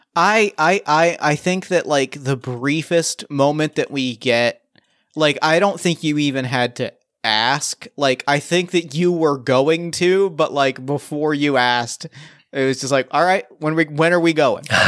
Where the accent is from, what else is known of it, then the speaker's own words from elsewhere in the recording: New Jersey, United States; I grew up in New Jersey